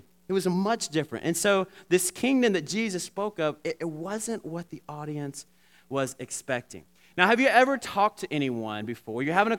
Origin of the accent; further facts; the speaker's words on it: Alabama, United States; Now, growing up in Alabama, a little town in Alabama, back in the day, we would always, when we were playing sports, we would pray a prayer before we played sport.